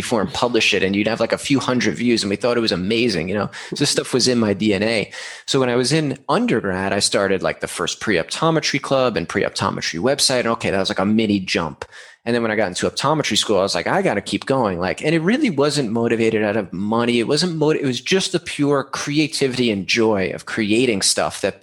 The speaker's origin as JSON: {"language": "English", "region": "New York", "country": "United States", "moved": "as an adult", "lives_now": "San Diego, United States", "said": "I'm from New York, moved to San Diego when I graduated SUNY in 2013"}